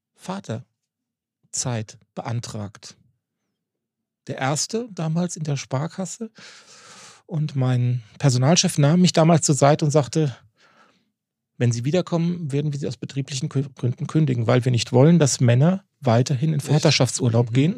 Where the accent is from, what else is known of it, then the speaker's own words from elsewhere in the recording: Darmstadt, Hesse, Germany; moved away as an adult; also born or lived in Jork, Lower Saxony; now in Northern Germany; Ich bin gebürtig aus Darmstadt, mhm. also aus dem Rhein-Main-Gebiet